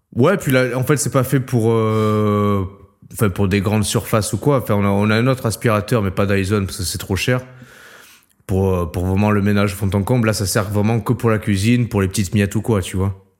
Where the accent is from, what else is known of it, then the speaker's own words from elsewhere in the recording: Marseille, Provence-Alpes-Côte d'Azur, France; moved away as an adult; now in Metz, France; maintenant je suis plus à Marseille, mais je suis Marseillais